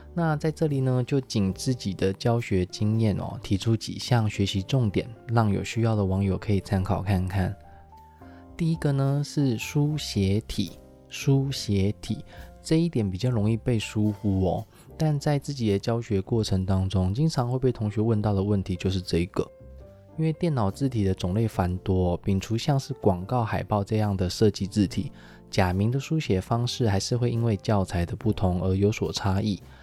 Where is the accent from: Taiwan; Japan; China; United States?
Taiwan; 日文现在有很多字，我们在台湾也是使用得很习惯了